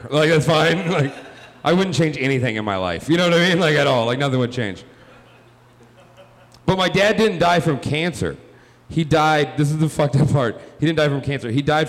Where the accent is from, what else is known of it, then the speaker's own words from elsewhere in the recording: the South, United States; I am from the South. I moved here 4 years ago.